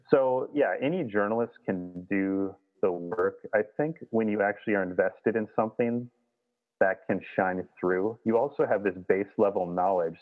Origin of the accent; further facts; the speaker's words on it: Minnesota, United States; I grew up in Minnesota, just kind of was born in a canoe almost